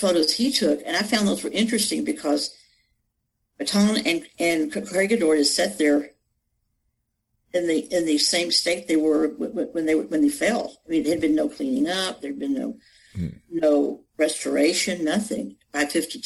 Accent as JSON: {"language": "English", "region": "Texas", "country": "United States", "tie": "born or raised there", "said": "I'm not real close to my cousins because they're all in California and I grew up in Texas"}